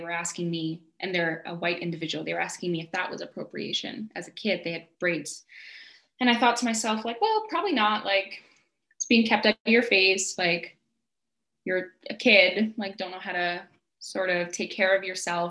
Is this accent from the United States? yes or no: no; Calgary, Alberta, Canada; I was born and raised in Calgary